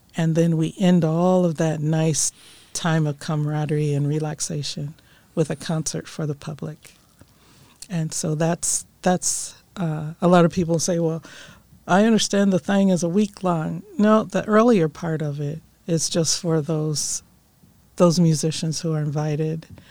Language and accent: English; Akron, Ohio, United States; now in Orange, United States; I grew up in Akron, Ohio